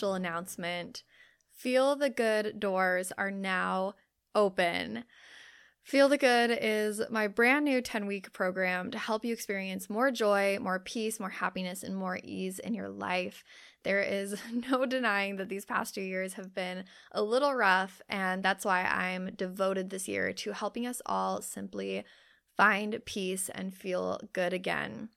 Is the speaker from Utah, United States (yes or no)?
yes; Utah, United States; we both grew up in Utah